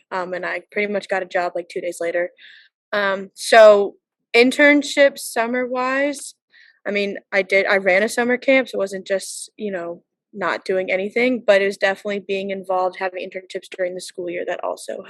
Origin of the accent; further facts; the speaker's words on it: North Carolina, United States; moved away as an adult; I'm from North Carolina, so not in the New England area.